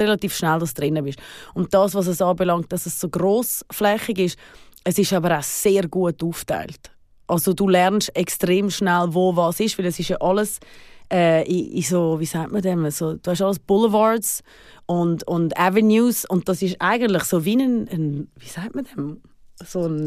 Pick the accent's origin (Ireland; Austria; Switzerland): Switzerland; moved away as an adult; also born or lived in Los Angeles, United States / New York, United States